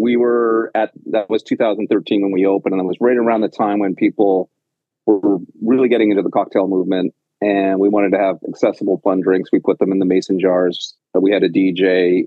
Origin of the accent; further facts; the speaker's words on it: Penticton, British Columbia, Canada; moved away as an adult; also born or lived in Victoria / Vancouver / Los Angeles / Cartagena; now in New York City, United States; I am born and raised in Penticton in British Columbia and uh, spent up until the end of high school there